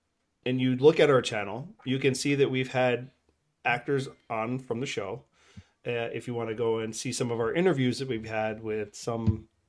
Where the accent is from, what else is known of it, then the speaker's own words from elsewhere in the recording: Minnesota, United States; from Minnesota.